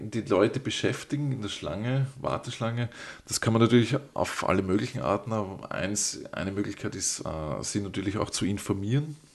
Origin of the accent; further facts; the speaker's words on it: Vienna, Austria; ich als Wiener kenne das von den, von den U-Bahn-Stationen.